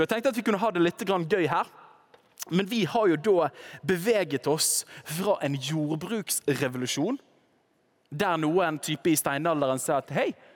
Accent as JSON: {"language": "Norwegian", "region": "Western Norway", "country": "Norway", "said": "Nå kommer jeg fra Vestlandet"}